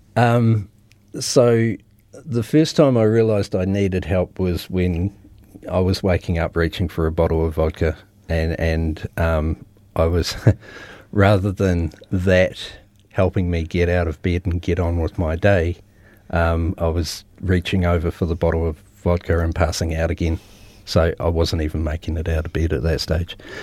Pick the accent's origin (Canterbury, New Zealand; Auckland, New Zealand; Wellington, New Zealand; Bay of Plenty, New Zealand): Canterbury, New Zealand; Christchurch; born and raised in Christchurch, been here my whole life